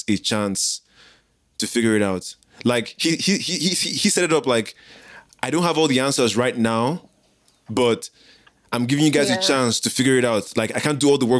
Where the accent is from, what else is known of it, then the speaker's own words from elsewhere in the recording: Nigeria; moved away; also born or lived in South Africa; as a Nigerian who lived in South Africa